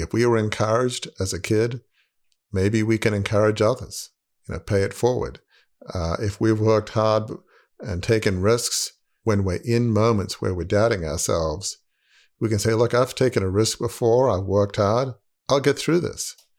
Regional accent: Australia; moved away as an adult; now in United States; growing up in Australia, sure, we had, you know, Christmas, uh, but we did not have Thanksgiving.

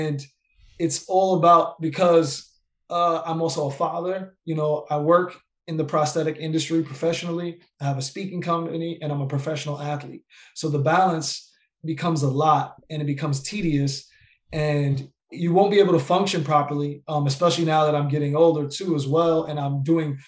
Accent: New York, United States; I'm from New York, you know, and I'm Puerto Rican and Black

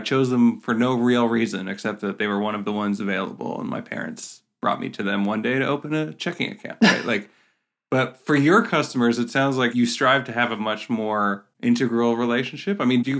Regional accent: Canada; I'm Canadian

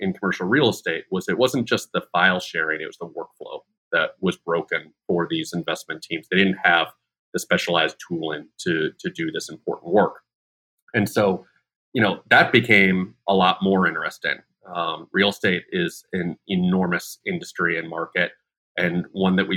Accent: Chicago, Illinois, United States; moved away as an adult; also born or lived in Dallas, Texas; now in Bay Area, United States; I was born and raised in Chicago.

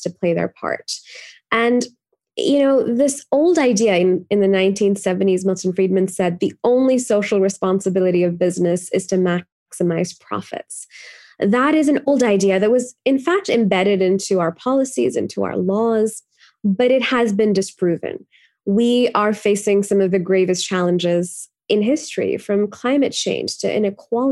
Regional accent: Pakistan; moved away as an adult; now in United States; I grew up in Pakistan

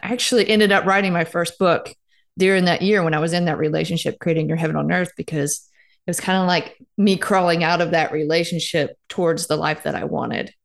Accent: Starkville, Mississippi, United States; Starkville is actually my hometown. So I played athletics growing up here

